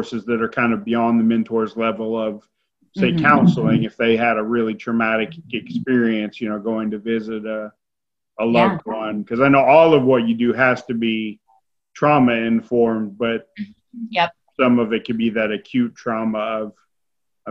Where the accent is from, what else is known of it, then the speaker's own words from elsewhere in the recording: Lexington, North Carolina, United States; I grew up in Lexington, but in Lexington, North Carolina